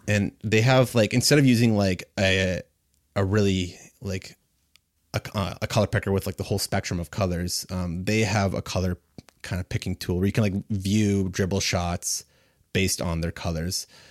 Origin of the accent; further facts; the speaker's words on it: Kitchener, Ontario, Canada; I'm a designer from Kitchener, Waterloo